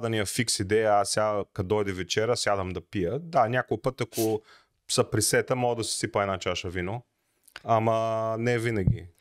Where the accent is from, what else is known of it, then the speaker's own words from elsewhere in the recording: Bulgaria; ние сме си българи, обичаме си ракийката